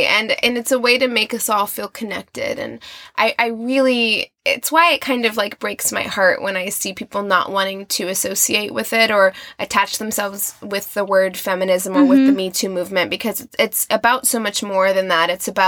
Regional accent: Albuquerque, New Mexico, United States; born there; also born or lived in Nevada / Missouri / Utah; now in California, United States; I was born in Albuquerque, New Mexico. I lived in Las Vegas, Nevada for 7 years, and then Missouri, and then Utah, and Missouri, and now I'm in California.

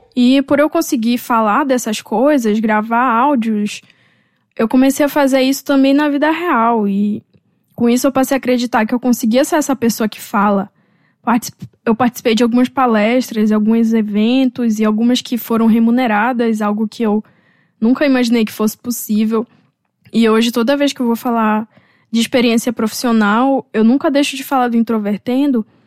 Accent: North Region of Brazil, Brazil; moved away; voltar para minha região. Talvez trabalhar, dando aula em alguma universidade da região norte

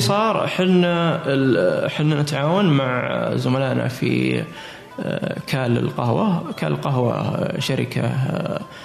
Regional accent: Saudi Arabia; عندنا في السعوديه وفي الخليج ايضا

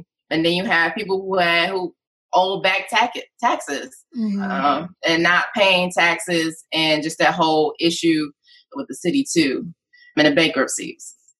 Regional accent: Detroit, Michigan, United States; born or raised there

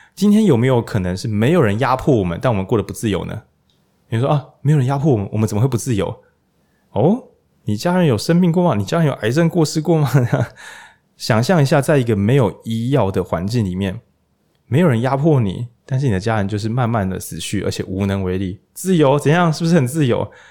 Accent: Changhua County, Taiwan; 我们这些就是朴实的彰化人的心中，我们老家有赖和，我们本来就是个社会民主圣地。

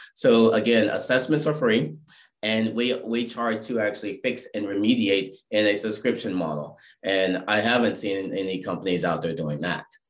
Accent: Irvine, California, United States; I'm from Irvine, California.

